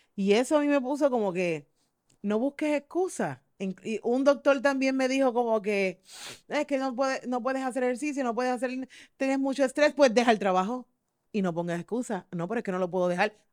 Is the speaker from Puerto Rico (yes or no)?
yes; Mayagüez, Puerto Rico; yo soy de Mayagüez